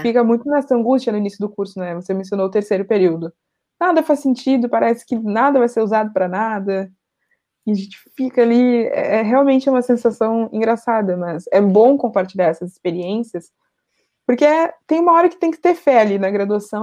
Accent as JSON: {"language": "Portuguese", "town": "Porto Alegre", "region": "Rio Grande do Sul", "country": "Brazil", "said": "eu sou de Porto Alegre"}